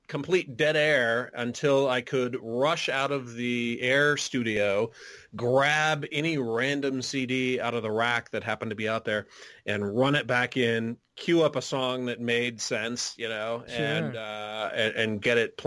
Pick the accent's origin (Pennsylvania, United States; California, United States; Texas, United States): California, United States; Riverside; moved away; also born or lived in Washington, D.C.; growing up in Southern California, it's even being way out in Riverside, which is like 60 miles east of L.A.